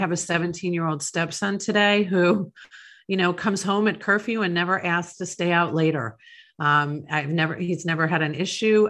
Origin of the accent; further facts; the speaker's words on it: Long Island, New York, United States; now in Tampa Bay, United States; I grew up in Long Island, New York